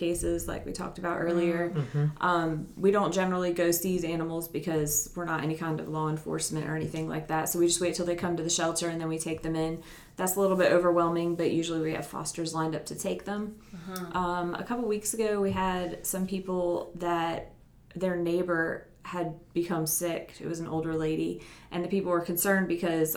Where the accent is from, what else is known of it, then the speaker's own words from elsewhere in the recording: New Jersey, United States; moved away as an adult; now in Upstate South Carolina, United States; I grew up in New Jersey, and I moved here when I was about 18 to go to school. And then I just stayed here